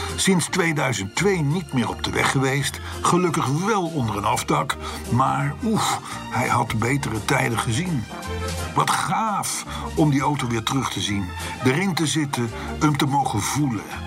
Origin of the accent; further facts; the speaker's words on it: Voorschoten, South Holland, Netherlands; ik ben geboren en getogen in de Johan Willem Friesolaan te voorschoten op nummer 51